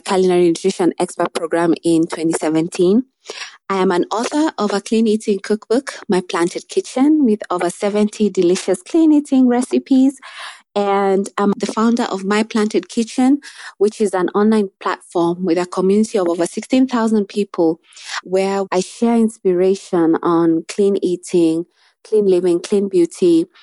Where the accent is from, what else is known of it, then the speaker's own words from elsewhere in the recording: Nairobi, Kenya; I'm from Nairobi, Kenya.